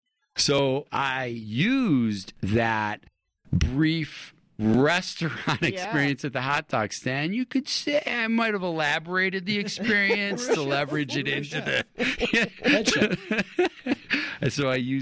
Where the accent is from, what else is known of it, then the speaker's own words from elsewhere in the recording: Buffalo, New York, United States; moved away as an adult; now in Utah, United States; I am originally from Western New York, Buffalo, New York, and I came out to Utah to go to college, and just fell in love with it.